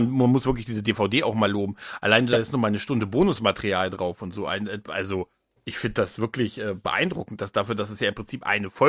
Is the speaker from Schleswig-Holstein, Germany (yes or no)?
no; Düsseldorf, North Rhine-Westphalia, Germany; Das, das tut mir als Düsseldorfer heute noch ein bisschen leid.